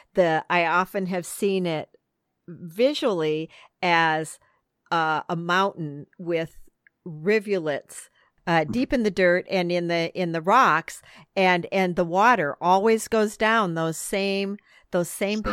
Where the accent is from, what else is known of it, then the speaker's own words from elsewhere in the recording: Midwest, United States; I grew up in the Midwest